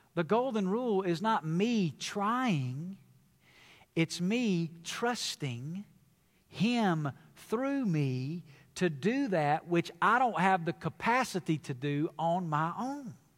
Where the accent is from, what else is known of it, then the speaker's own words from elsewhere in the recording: the South, United States; I come from the South. It's where I was born and raised